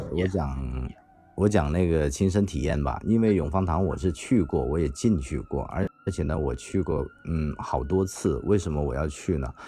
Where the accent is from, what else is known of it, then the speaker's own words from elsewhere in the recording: Guangdong, China; 我们本地人